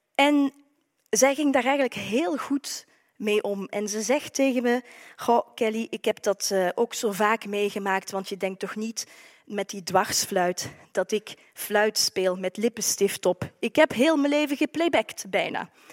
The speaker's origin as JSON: {"language": "Dutch", "town": "Maaseik", "region": "Flanders", "country": "Belgium", "accent": "Limburg", "said": "naar huis, naar Limburg, dat u misschien al aan mijn accent hebt kunnen horen. Naar Maasijk is een mooi stadje aan de Maas"}